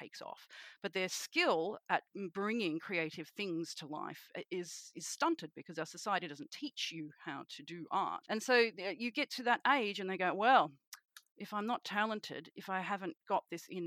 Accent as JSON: {"language": "English", "town": "Sydney", "region": "New South Wales", "country": "Australia", "said": "I am a witch from Sydney, Australia"}